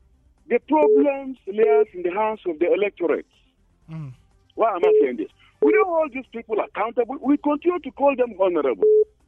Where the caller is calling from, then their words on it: Angwan Rukuba, Plateau, Nigeria; I'm calling from Angwarukuba.